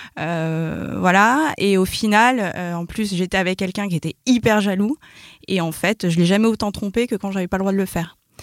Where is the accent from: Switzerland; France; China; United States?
France; Paris, Île-de-France; je suis parisienne et j'ai 32 ans